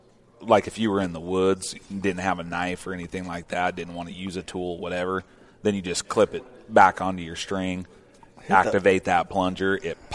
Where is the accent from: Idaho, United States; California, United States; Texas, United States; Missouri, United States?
Idaho, United States; I'm from Idaho. That's my home state.